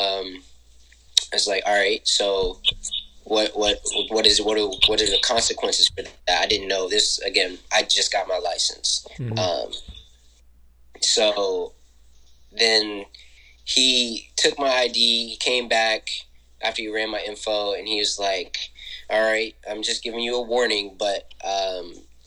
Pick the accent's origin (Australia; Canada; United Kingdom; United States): United States; Senoia, Georgia; growing up in Sonoya, never realized I was different